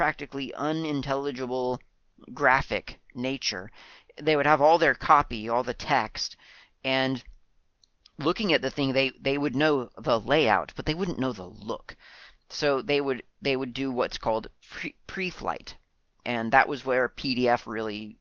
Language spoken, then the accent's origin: English; United States; now in New Zealand; Being an American